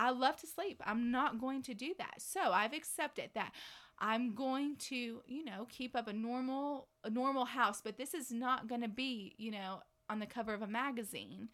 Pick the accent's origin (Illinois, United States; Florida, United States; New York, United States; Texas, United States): Texas, United States; Dallas; now in Lubbock, United States; I'm from DFW originally